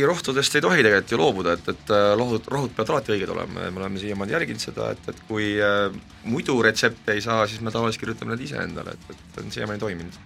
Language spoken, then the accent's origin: Estonian; Selja, near Pärnu, Pärnu County, Estonia; ma olen seljalt pärit, see on Pärnu lähedalt